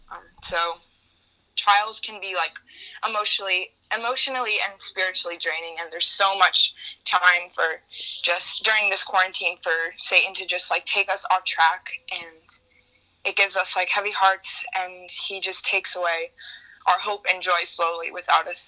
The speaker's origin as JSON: {"language": "English", "region": "New York", "country": "United States", "said": "I'm from New York."}